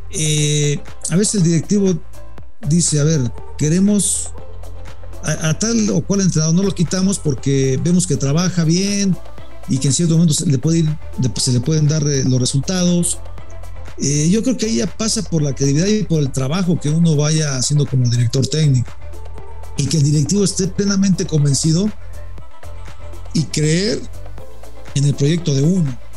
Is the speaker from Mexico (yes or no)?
yes; Mexico; nosotros como mexicanos somos más prudentes